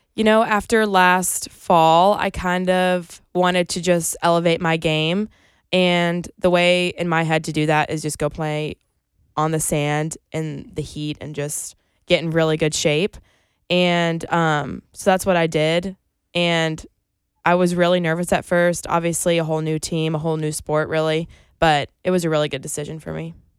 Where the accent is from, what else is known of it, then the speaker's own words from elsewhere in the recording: Greenville, South Carolina, United States; moved away as an adult; now in Columbia, United States; I'm from Greenville, which is only an hour and a half away.